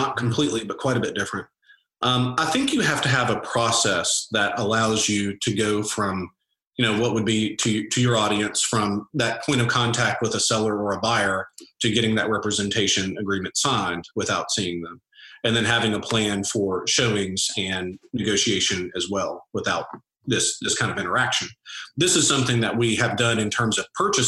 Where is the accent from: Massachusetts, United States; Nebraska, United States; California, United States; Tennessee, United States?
Tennessee, United States; Nashville; I'm from Nashville